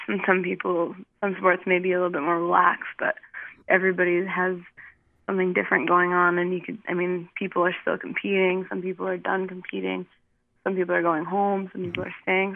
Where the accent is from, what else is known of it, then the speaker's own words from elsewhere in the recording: Bush Alaska, United States; where I grew up and everywhere in Alaska outside of the urban areas is so far remote